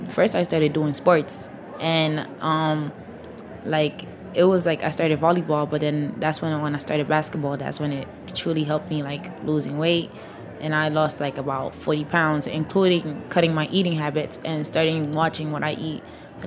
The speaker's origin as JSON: {"language": "English", "country": "Senegal", "also_born_or_lived": "Mauritania", "said": "So, like, I'm from Senegal and Mauritania. So, like, we mostly eat, like, Senegalese food."}